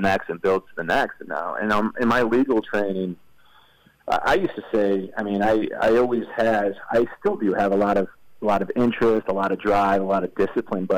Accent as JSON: {"language": "English", "region": "Midwest", "country": "United States", "moved": "yes", "lives_now": "Los Angeles, United States", "said": "I'm from the Midwest, so I've got, you know, we got a sweet tooth up there"}